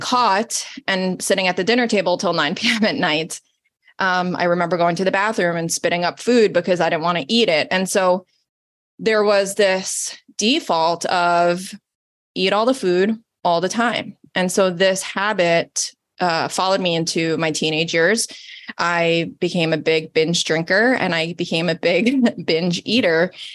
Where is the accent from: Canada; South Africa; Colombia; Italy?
Italy; moved away; I'm Italian, born and raised in Italy, off the boat